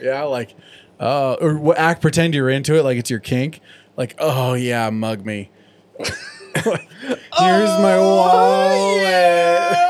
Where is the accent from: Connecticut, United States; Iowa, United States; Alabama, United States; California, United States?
California, United States; San Diego; growing up in California and in San Diego.